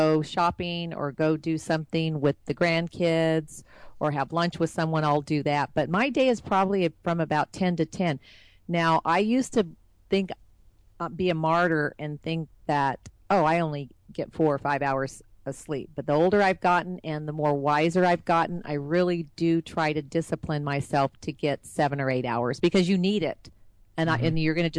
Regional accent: California, United States; moved away as an adult; now in Dallas-Fort Worth, United States; I am from California

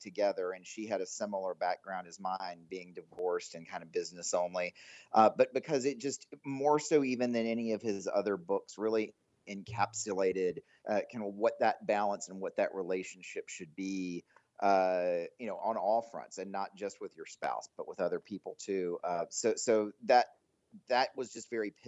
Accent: Greensboro, North Carolina, United States; moved away as an adult; also born or lived in Durham, North Carolina; now in Dallas, United States; No, I'm originally from Greensboro, North Carolina. I spent my whole childhood there in North Carolina

